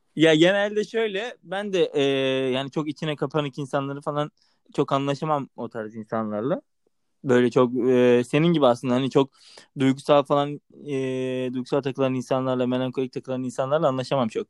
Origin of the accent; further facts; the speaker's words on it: Trabzon, Turkey; also born or lived in Ankara; now in Istanbul, Turkey; ben aslında, yani, e, köyde doğdum, büyüdüm